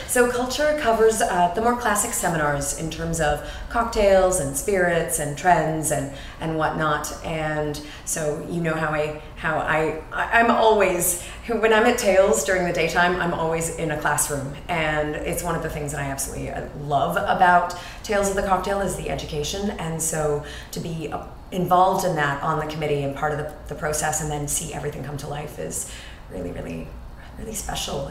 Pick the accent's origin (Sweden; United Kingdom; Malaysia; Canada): Canada; moved away as an adult; also born or lived in New York City, United States; now in Madrid, Spain; I am a Canadian with Scottish roots and in Canada, we talk about our roots